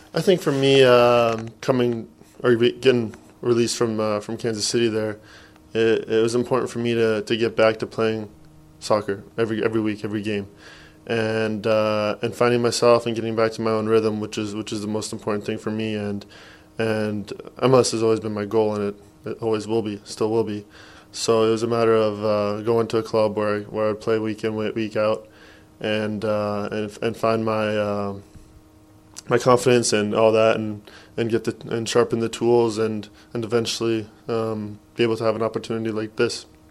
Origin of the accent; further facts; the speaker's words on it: Edmonton, Alberta, Canada; growing up, there's not much in Edmonton